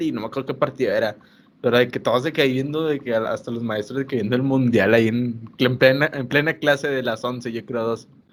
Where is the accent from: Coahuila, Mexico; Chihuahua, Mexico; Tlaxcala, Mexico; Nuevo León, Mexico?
Nuevo León, Mexico; Monterrey; nosotros somos acá regios